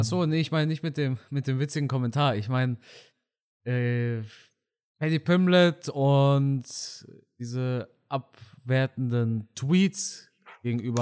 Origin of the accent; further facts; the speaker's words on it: Germany; first language German; Ich bin aber in Deutschland geboren und auch auf Deutsch geboren, also nicht auf Deutsch geboren, auf Deutsch aufgewachsen